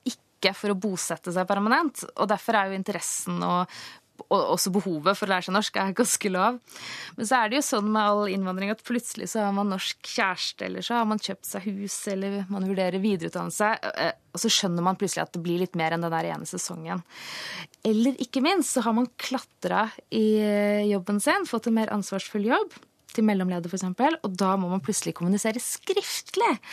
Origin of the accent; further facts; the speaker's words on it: Oslo, Norway; Jeg kommer fra Oslo